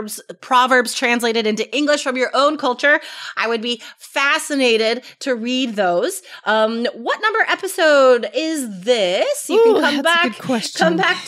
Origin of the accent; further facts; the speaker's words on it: United States; we're American